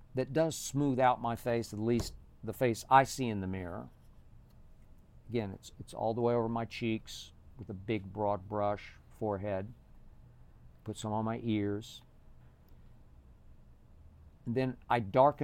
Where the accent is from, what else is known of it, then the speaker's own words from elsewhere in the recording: Oklahoma City, Oklahoma, United States; growing up in Oklahoma City